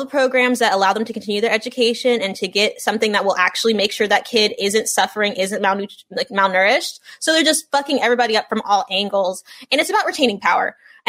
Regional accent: Los Angeles, California, United States; I'm from Los Angeles, California. My parents, Los Angeles. My grandparents, Los Angeles.

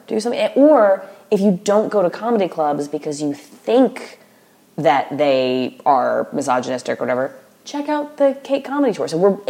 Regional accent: the Bible Belt, United States; So, like, I grew up in the Bible Belt or whatever, and the people I hated the most were enforcers of the social order.

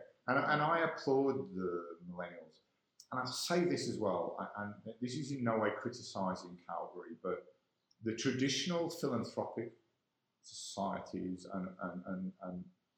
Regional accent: Ireland; I'm an Irishman.

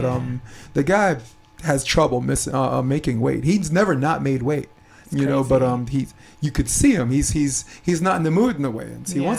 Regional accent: New York City, New York, United States; moved away; I'm from Brooklyn. Like, I wasn't about that life, but I grew up in a neighborhood where I knew who was and who wasn't.

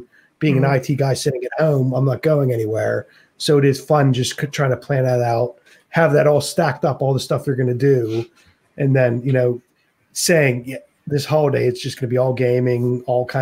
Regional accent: Pennsylvania, United States; moved away as an adult; also born or lived in North Carolina; now in England; when I was living in the States, I'm from Pennsylvania. I lived in North Carolina.

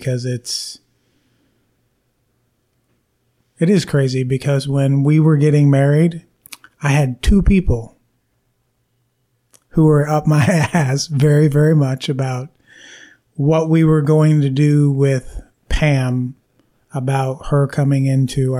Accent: Rochester, New York, United States; I was born in Rochester, New York

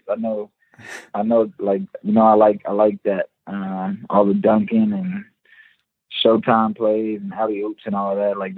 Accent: Orlando, Florida, United States; born there; Okay, so I am Trinidadian. My dad was born in Trinidad.

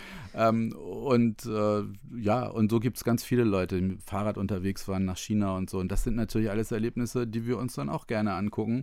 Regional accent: Otterndorf, Lower Saxony, Germany; ich komme aus Odderndorf, was in der Nähe von Cuxhaven ist, an der Elbe Nordsee

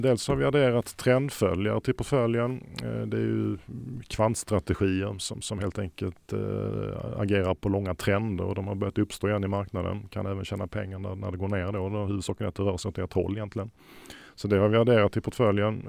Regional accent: Sweden; som svensk

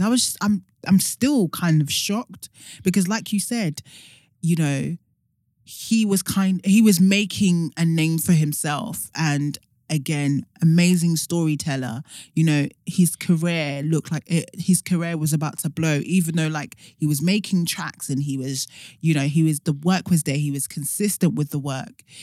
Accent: Nigeria; even as a Nigerian

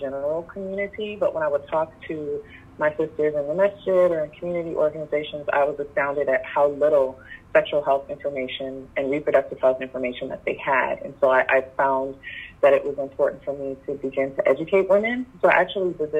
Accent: Detroit, Michigan, United States; moved away as an adult; also born or lived in Phoenix, Arizona; Detroit. That's my hometown.

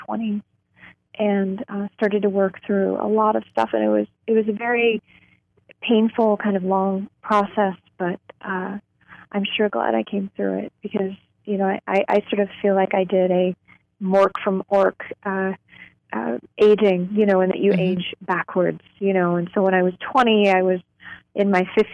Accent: Louisville, Kentucky, United States; I grew up in Louisville, Kentucky.

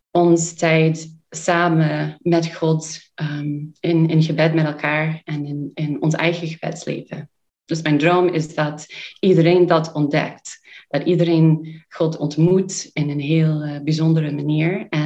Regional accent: United States; Dutch is a second language; now in Sittard, Netherlands; Wij komen uit Amerika. Ehm, twee van ons die nu hier zitten, zijn eh, van, van de oorspronkelijke groep in 2014. Dus wij zijn eh, al acht jaar in, in, eh, in Sittard, in Nederland.

